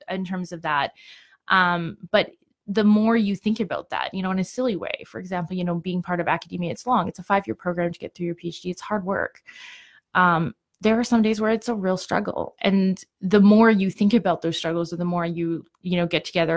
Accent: Ontario, Canada; moved away as an adult; now in Calgary, Canada; I came to Calgary, some, I'm originally from Ontario

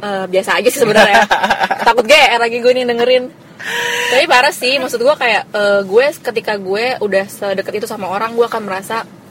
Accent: Jakarta, Indonesia; iya gue Jakarta asli tapi nyokap gue orang Pemalang

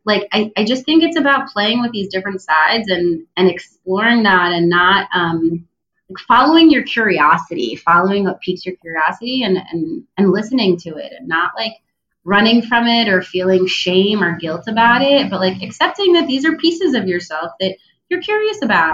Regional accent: New Jersey, United States; also born or lived in Israel; now in Tel Aviv, Israel; I was born in Israel. I grew up in New Jersey, but I live in Tel Aviv.

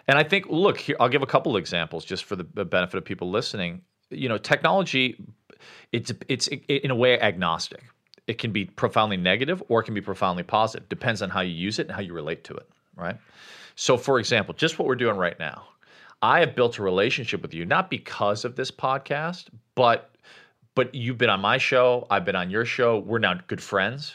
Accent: Chicago, Illinois, United States; moved away as an adult; also born or lived in Sri Lanka; where I grew up in Chicago

